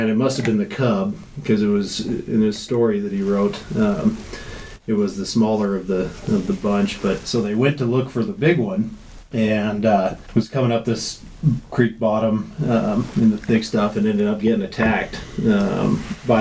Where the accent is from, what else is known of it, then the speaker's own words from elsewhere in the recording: Jackson, Wyoming, United States; I was born and raised in Jackson